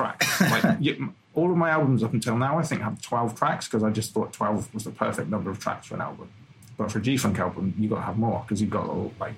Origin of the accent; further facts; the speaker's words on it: Bromsgrove, West Midlands, United Kingdom; accent: slightly brummy; now in Birmingham, United Kingdom; I'm from Bromsgrove originally.